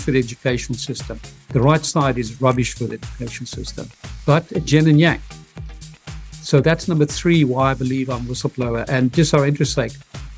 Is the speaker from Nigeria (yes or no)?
no; South Africa; I'm from Africa, South Africa, victorious Africa, the heart of apartheid